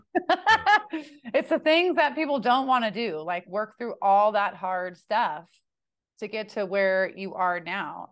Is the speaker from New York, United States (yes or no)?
no; California, United States; I'm from California, too